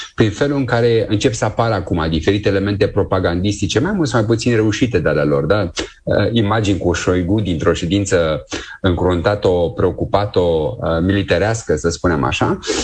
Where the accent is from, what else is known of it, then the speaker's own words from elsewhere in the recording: Romania; noi ca români